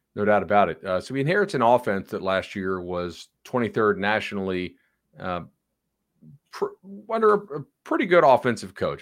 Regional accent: Florida, United States; my home state

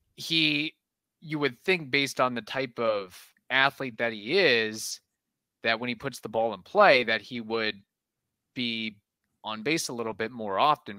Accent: Midwest, United States; I'm a gringo from the Midwest.

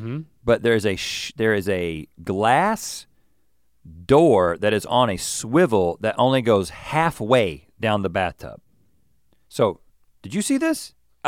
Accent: United States; I'm an American and I guess I shower in a particular American way.

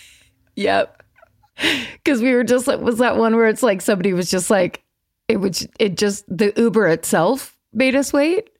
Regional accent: Petaluma, California, United States; born or raised there

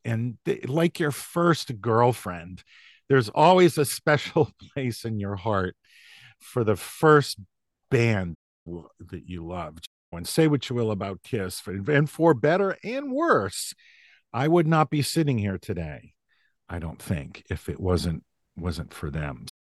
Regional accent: Massachusetts, United States; also born or lived in New Hampshire; I I was born in New Hampshire, but I grew up in Massachusetts, about an hour outside of Boston, in what was at the time a pretty small rural town.

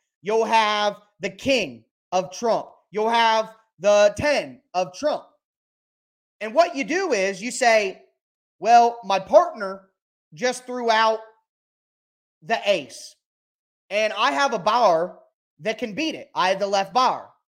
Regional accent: Ohio, United States; I'm from Ohio. Euchre is the state card game.

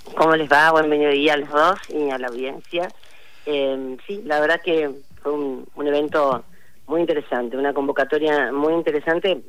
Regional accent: Rosario, Santa Fe, Argentina; nosotros como santafesinos y eh, específicamente en mi caso como eh, rosarina que soy

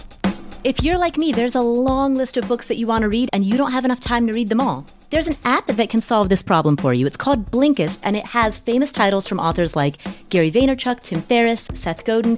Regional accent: Kathmandu, Bagmati, Nepal; I am full-blooded Nepalese. I was born in Kathmandu

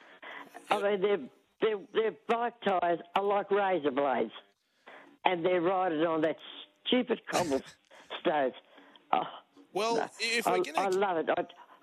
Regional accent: Australia; But being an Aussie, I have to go for Kyrgios.

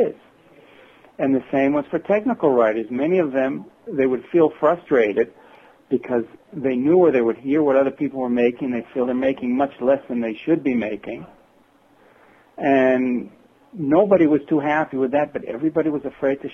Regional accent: Worcester, Massachusetts, United States; now in northern Israel; I was born and raised in Worcester, Massachusetts.

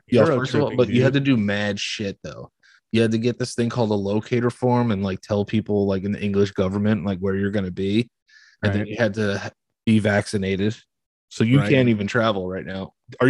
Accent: New York City, New York, United States; I was like, New York City. Like, it was definitely more welcoming because we were from a big city.

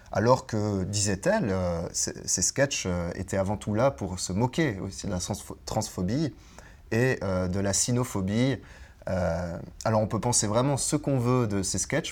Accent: French-speaking Switzerland, Switzerland; proche de chez nous, proche de chez moi, en Suisse romande

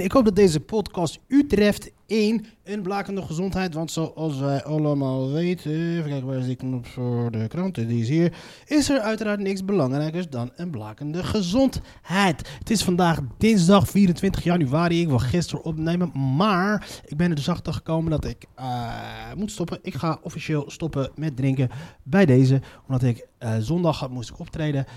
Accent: Morocco; Ik als Marokkaan

